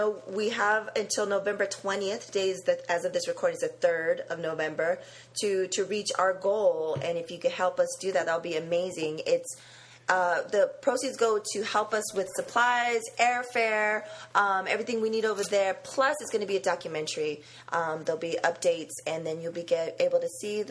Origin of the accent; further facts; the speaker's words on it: San Diego, California, United States; we were both from San Diego